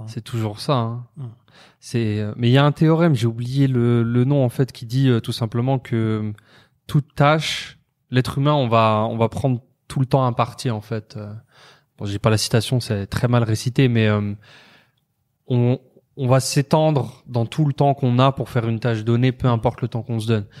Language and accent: French; France; je suis né en France, euh, hum. citoyen français